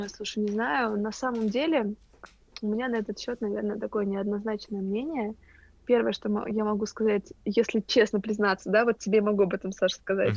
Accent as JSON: {"language": "Russian", "region": "Moscow", "country": "Russia", "said": "мы, москвичи"}